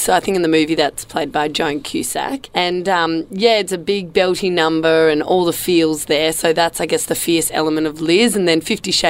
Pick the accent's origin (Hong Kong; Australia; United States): Australia; Perth, Western Australia; also born or lived in Sicily (ancestry); now in Melbourne, Australia; I do live in Melbourne. I'm originally from Perth